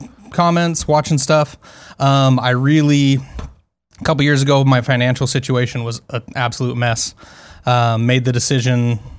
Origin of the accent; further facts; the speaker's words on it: Utah, United States; also born or lived in Phoenix, Arizona; I am from Utah.